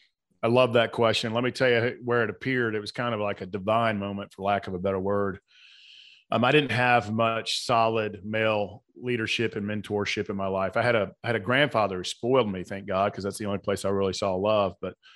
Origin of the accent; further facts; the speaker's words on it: Atlanta, Georgia, United States; So I was born and raised in South Atlanta.